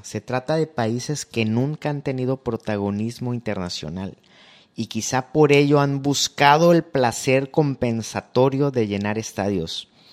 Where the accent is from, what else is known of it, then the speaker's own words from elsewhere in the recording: Veracruz, Mexico; yo nací en Veracruz